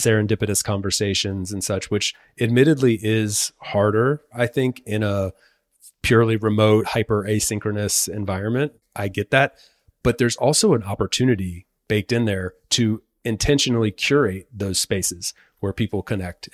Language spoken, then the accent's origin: English; North Carolina, United States; moved away as an adult; now in Spain; I'm from North Carolina, been living in Spain for the last six years